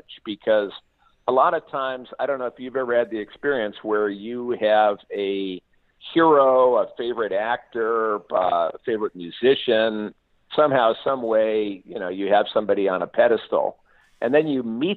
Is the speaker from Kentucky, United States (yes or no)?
no; Barrington, Illinois, United States; now in California, United States; I grew up in Northern Illinois and good old Barrington, Illinois, and that's why I moved to California